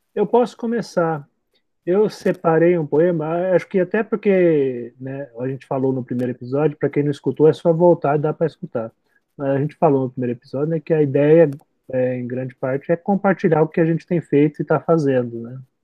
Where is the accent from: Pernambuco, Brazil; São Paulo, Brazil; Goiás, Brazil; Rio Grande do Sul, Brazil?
São Paulo, Brazil; eu também joguei muito bilhar quando era jovem em São Paulo